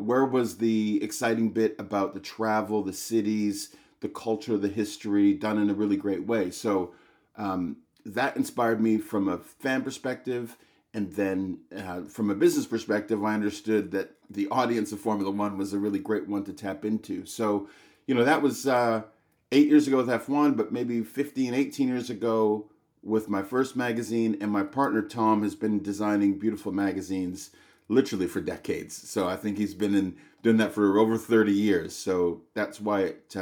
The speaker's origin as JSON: {"language": "English", "town": "Vancouver", "region": "British Columbia", "country": "Canada", "tie": "born or raised there", "also_born_or_lived": "London, England", "said": "I grew up here in Vancouver. I wanted to work in the financial market. So I moved to London, England when I was 19 years old"}